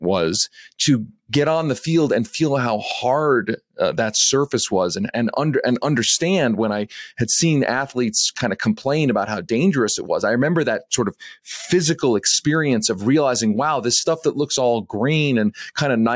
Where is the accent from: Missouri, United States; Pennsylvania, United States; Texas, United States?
Pennsylvania, United States; Philadelphia; I grew up in the Philadelphia area